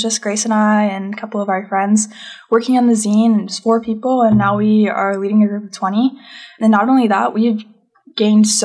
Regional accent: Florida, United States; now in Arkansas, United States; growing up in Florida and being an activist and then coming to Arkansas

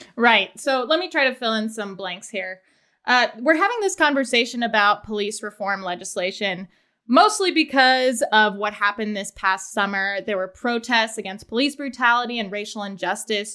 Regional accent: Layton, Utah, United States; I am also from Layton

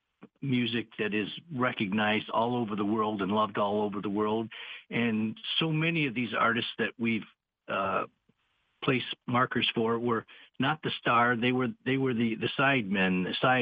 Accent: Whitehall, Michigan, United States; We put on concerts in my hometown in Whitehall

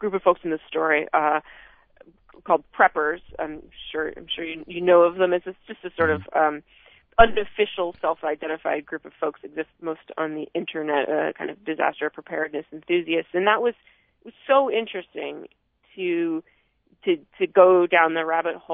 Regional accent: Vermont, United States; growing up in Vermont

